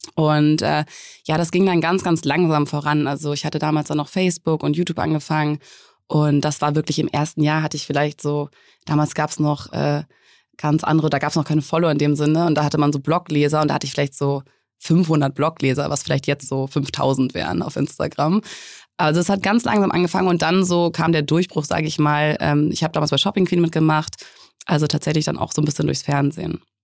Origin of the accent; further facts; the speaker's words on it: Hamburg, Germany; moved away as an adult; also born or lived in Munich; ich komme aus Hamburg und bin nach München gezogen für ein Studium